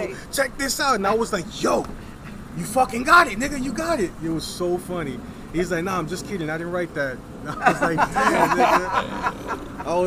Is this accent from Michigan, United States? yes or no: no; New York, United States; we're both Puerto Rican, you know. We're both from New York